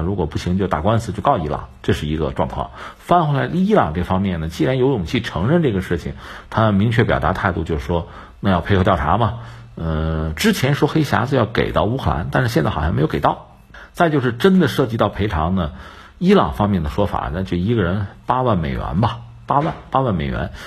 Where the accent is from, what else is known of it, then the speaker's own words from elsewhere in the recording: China; 我们中国人